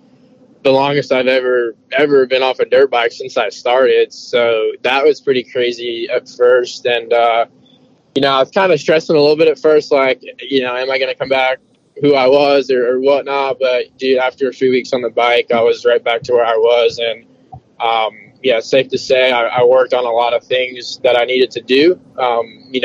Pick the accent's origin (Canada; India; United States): United States; New York City, New York; I'm from New York City